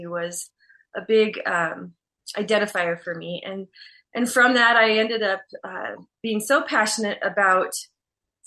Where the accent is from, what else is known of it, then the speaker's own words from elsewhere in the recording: Arizona, United States; I was born and raised in Arizona. I'm an Arizona native here and where we live.